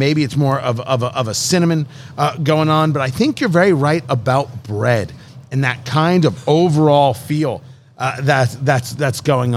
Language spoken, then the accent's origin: English; United States; I'm an American.